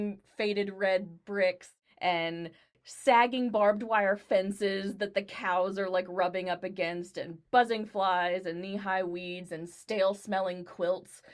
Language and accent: English; Dallas, Texas, United States; I grew up in Dallas